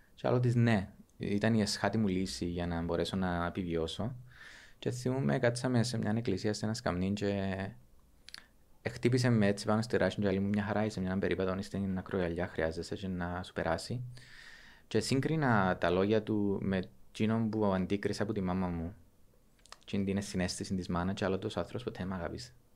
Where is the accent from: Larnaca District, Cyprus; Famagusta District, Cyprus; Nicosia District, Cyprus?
Famagusta District, Cyprus; Avgorou; Κατάγομαι από το Αυγόρου, στην επαρχία του